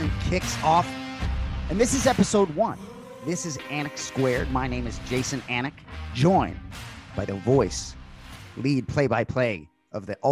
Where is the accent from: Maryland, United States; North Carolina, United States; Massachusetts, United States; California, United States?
Massachusetts, United States; Boston; we are from Boston